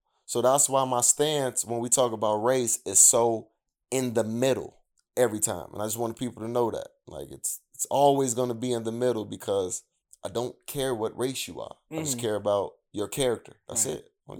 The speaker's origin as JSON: {"language": "English", "town": "Chicago", "region": "Illinois", "country": "United States", "tie": "born or raised there", "said": "I grew up on the South Side of Chicago around nothing but black people."}